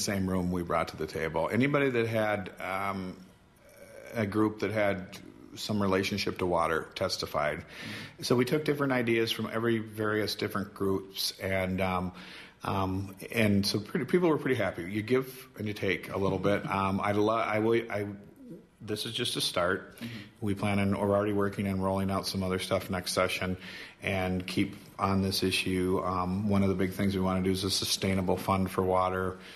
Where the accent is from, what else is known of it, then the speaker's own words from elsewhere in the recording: Southwest Wisconsin, United States; I'm from Southwest Wisconsin